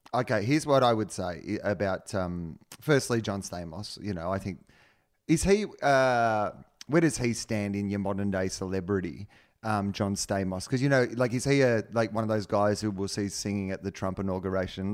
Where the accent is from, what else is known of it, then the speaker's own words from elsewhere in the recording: Australia; I'm an Australian